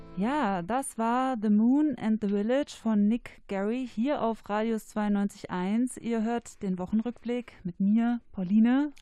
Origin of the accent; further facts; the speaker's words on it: Cologne, North Rhine-Westphalia, Germany; ich komme aus Köln